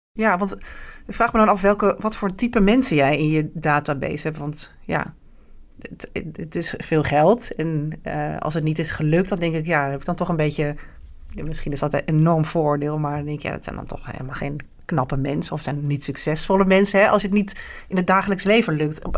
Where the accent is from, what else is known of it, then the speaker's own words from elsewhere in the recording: Netherlands; wij als Nederlandse vrouw